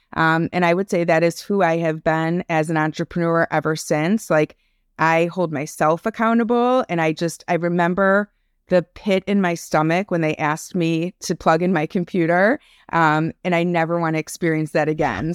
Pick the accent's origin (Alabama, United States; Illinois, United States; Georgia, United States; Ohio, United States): Illinois, United States; Highland Park; also born or lived in Chicago; I am tuning in from Highland Park, Illinois. It's a suburb outside of Chicago. Um, born and raised here